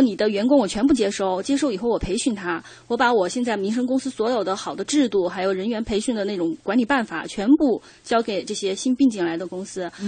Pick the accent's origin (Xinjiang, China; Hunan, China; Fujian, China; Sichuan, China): Sichuan, China; accent: Sichuanese; 我们四川话叫过